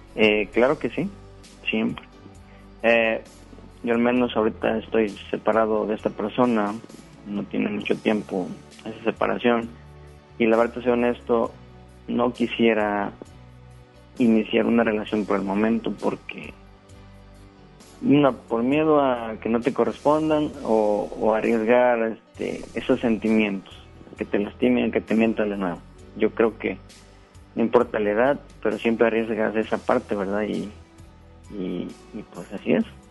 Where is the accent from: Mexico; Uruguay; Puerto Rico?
Mexico; Veracruz; moved away as an adult; now in Guadalupe, Mexico; Yo soy del estado de Veracruz. ya tengo acá tres años me vine a trabajar